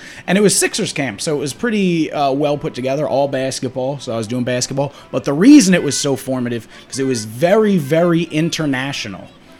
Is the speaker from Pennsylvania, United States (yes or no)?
yes; Pennsylvania, United States; I lived in Bucks County, Pennsylvania the whole time. The whole time I was always in Bucks County, Pennsylvania.